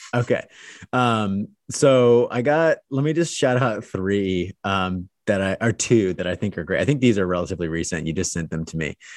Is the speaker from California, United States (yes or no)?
yes; Pasadena, California, United States; I was born in Pasadena